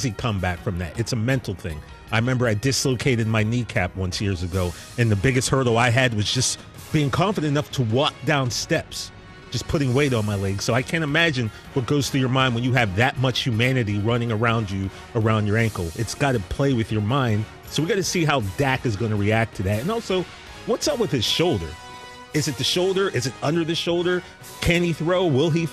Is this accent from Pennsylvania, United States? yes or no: yes; Central Pennsylvania, United States; moved away; I come from Central Pennsylvania